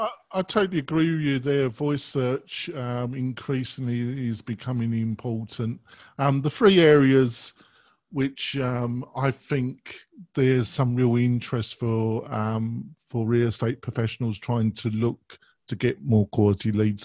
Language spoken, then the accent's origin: English; England, United Kingdom; I'm English